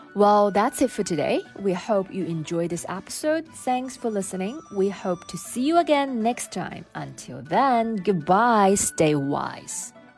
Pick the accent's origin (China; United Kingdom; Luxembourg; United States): China; Wuhan, Hubei; my family is originally from Shanghai, uh, but I grew up in Wuhan, center